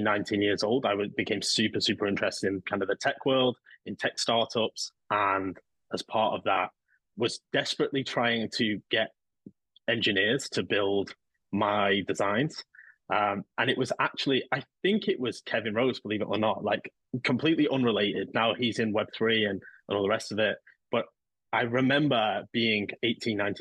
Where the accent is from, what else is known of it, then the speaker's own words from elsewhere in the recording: Manchester, North West England, United Kingdom; now in London, United Kingdom; I grew up here in England. I'm originally from Manchester. So I live in London now